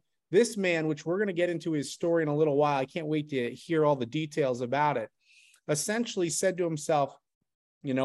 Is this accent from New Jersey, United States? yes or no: yes; New Jersey, United States; Rob and I, we grew up in New Jersey